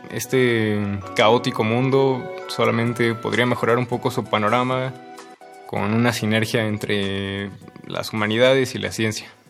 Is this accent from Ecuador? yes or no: no; Atizapán de Zaragoza, State of Mexico, Mexico; soy del Estado de México, de Atizapán de Zaragoza, tengo 19 años